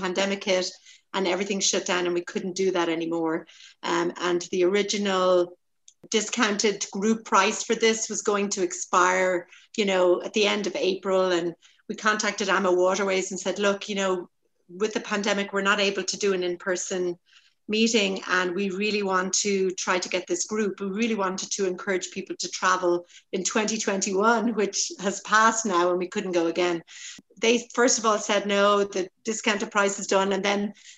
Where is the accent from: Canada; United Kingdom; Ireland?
Ireland; Dublin, Leinster; moved away; I'm originally from Dublin, Ireland